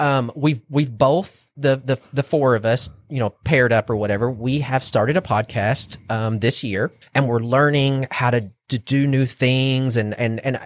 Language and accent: English; North Texas, United States; I'm from North Texas. That's how we say it in North Texas